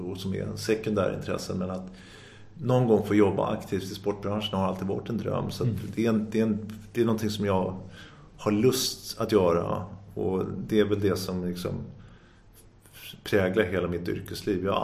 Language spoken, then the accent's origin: Swedish; Sundbyberg, Stockholm County, Sweden; Någonstans i där så landade jag växte jag upp till stor del i Dubo i Sundbyberg och då blev det Sundbyberg slalomklubb och det blev liksom mitt andra hem.